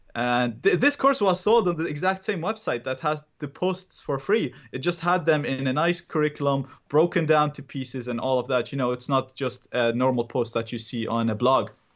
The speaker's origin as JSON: {"language": "English", "country": "Iraq", "second_language": "English", "moved": "yes", "lives_now": "Dublin, Ireland", "said": "I'm originally from Iraq."}